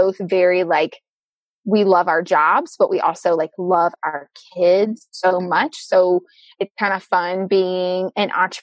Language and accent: English; Mississippi, United States; moved away as an adult; now in Michigan, United States; I'm from Mississippi